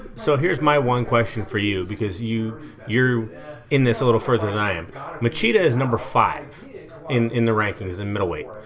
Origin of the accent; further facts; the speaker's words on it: Eugene, Oregon, United States; now in Salem, United States; I've been in Salem now for nine years, born and raised in Eugene